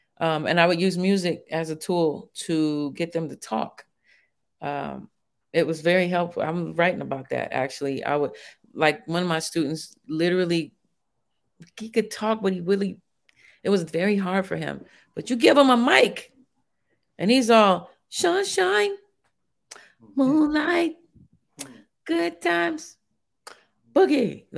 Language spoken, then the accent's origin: English; Vallejo, California, United States; also born or lived in Shreveport; I'm from Vallejo.